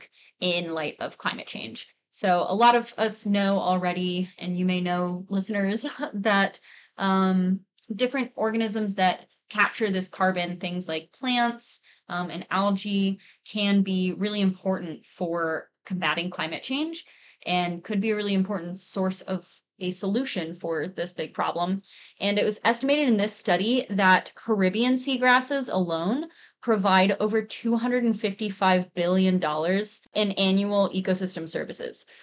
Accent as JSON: {"language": "English", "region": "Central Texas", "country": "United States", "tie": "born or raised there", "said": "I was raised in Central Texas"}